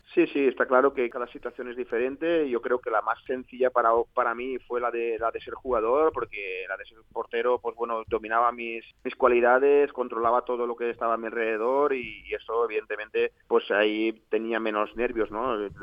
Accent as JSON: {"language": "Spanish", "town": "L'Alcúdia", "region": "Valencian Community", "country": "Spain", "tie": "born or raised there", "said": "un chico pues bueno nacido en, la Alcudia eh, que bueno principalmente nuestra nuestra vida es vivir del campo y, y, trabajar en el campo como lo había hecho hasta los 17 años"}